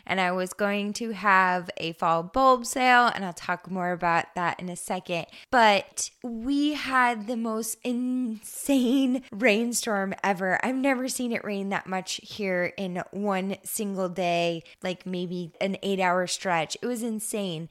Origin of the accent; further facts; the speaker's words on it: Eastern Oregon, United States; now in Western Oregon, United States; I grew up in Eastern Oregon